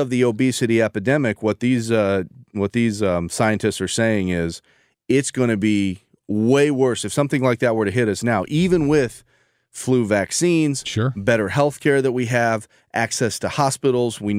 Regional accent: St. Louis, Missouri, United States; I'm from St. I, Louis.

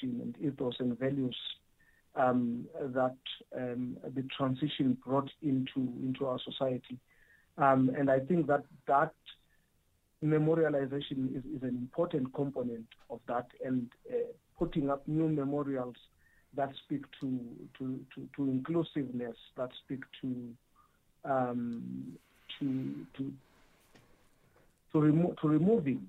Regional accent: South Africa

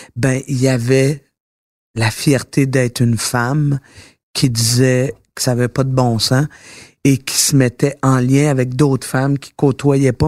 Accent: Quebec, Canada; je suis fière d'être québécoise

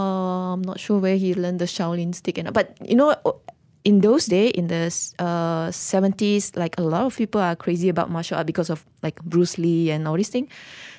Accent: Pahang, Malaysia; Oh, we actually grew up in a very small village, on the East Coast. It's very near to Cherating. I think maybe just like 5 kilometers away from Cherating. And in the village, we are the only Chinese family.

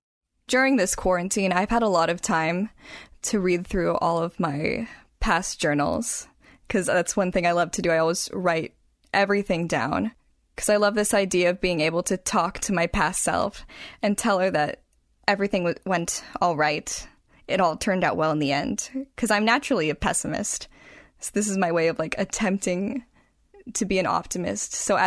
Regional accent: Washington, United States; also born or lived in California; But I'm from Washington, and my family here is in Everett.

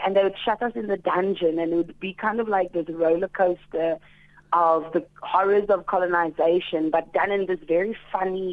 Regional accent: South Africa; being South African

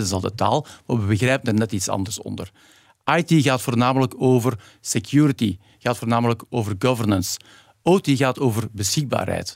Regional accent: Belgium; Nu kom ik hier weer als een Belg die zegt: Ik heb geleerd in Nederland

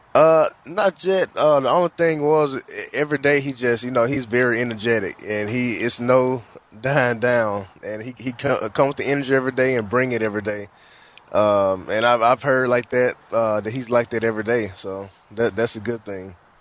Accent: the South, United States; moved away; I'm from the South, so I'm used to the heat

